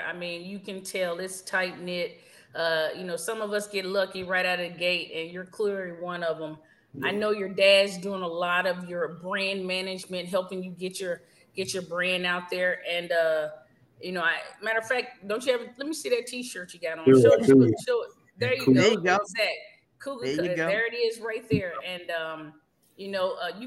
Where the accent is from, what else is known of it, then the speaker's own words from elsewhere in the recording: Texas, United States; I'm from Texas.